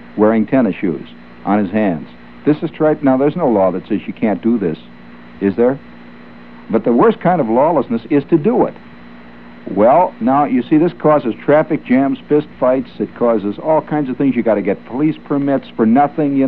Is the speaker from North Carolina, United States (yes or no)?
no; New York, United States; I'm strictly from New York